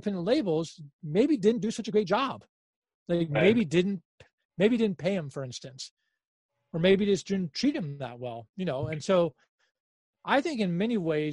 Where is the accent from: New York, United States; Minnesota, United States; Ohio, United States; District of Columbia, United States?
District of Columbia, United States; Washington; We're from Washington, D.C.